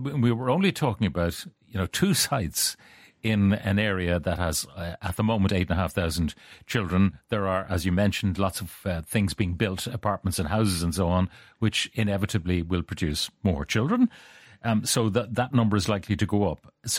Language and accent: English; Dublin, Leinster, Ireland; Why should myself and the community I grew up in Dublin 8, not be entitled to the same level and access to facilities that all the rest of Dublin has, as well as those across the country?